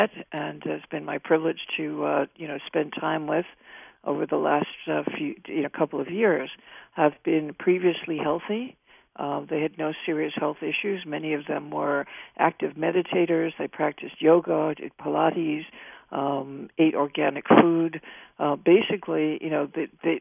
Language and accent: English; New York, United States; as a New Yorker